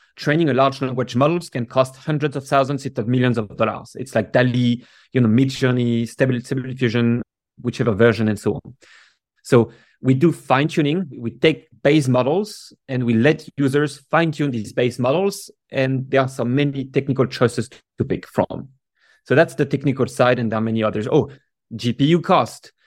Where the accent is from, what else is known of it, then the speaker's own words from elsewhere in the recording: Paris, Île-de-France, France; now in San Francisco, United States; I grew up in Paris